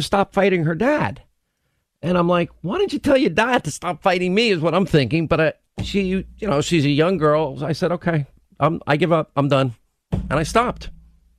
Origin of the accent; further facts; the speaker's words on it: New York, United States; I'm a New Yorker.